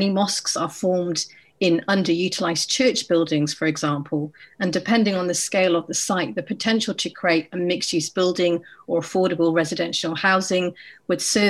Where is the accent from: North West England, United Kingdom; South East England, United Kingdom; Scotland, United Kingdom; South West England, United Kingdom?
South East England, United Kingdom; Oxford; As a young child growing up in Oxford in the 80s